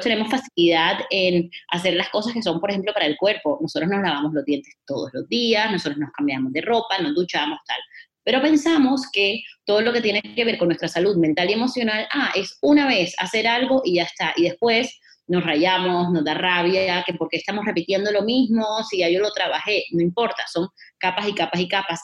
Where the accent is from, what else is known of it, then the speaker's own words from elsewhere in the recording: Barranquilla, Atlántico, Colombia; moved away; estaba yo de vacaciones en Barranquilla, mi ciudad natal, en Colombia